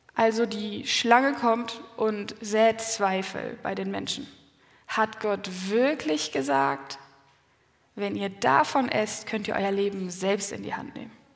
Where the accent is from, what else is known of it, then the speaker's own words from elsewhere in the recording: Quickborn, Schleswig-Holstein, Germany; meine Familie, wir kommen aus Quickborn, das ist in der Nähe von Hamburg, also nördlich von Hamburg